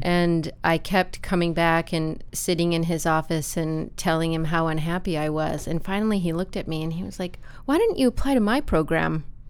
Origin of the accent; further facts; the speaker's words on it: Appleton, Wisconsin, United States; I grew up in Appleton, Wisconsin